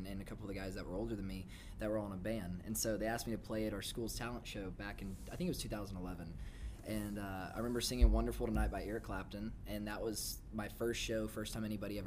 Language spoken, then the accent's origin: English; Dothan, Alabama, United States; moved away as an adult; now in Nashville, United States; I'm originally from a small town in South Alabama called Dothan. Mm. I grew up in Dothan for about 18 years, and I moved up here in 2012.